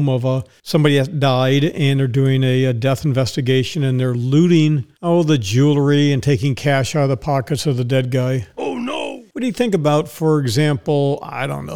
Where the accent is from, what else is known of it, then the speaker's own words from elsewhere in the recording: Dallas, Texas, United States; now in Ocala, United States; Dallas, Texas, which is my hometown